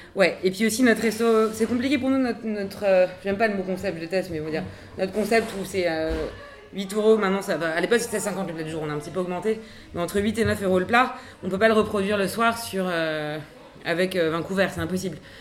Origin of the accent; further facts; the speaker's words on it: Paris, Île-de-France, France; je suis née à Paris.